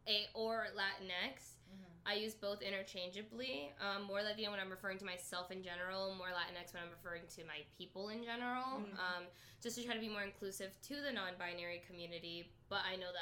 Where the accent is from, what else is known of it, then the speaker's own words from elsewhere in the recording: Florida, United States; moved away as an adult; now in Chicago, United States; growing up in Florida, I, like, until I got to college, until I moved to Chicago, I almost always used Latina and Hispanic interchangeably.